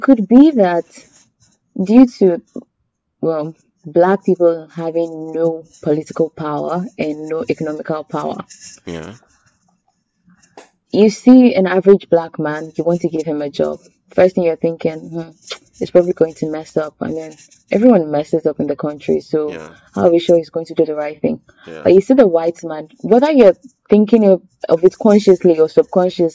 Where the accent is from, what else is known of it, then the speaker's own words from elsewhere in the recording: Nigeria; now in Rwanda; as a Nigerian I've ever been proud of being Nigerian